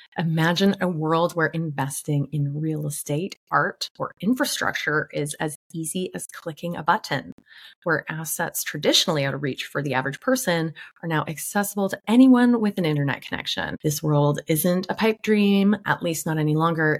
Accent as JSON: {"language": "English", "town": "Vancouver", "region": "British Columbia", "country": "Canada", "tie": "born or raised there", "said": "my hometown, Vancouver, Canada"}